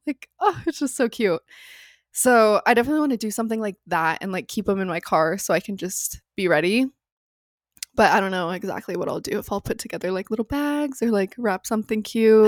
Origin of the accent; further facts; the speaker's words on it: Phoenix, Arizona, United States; moved away; growing up in Phoenix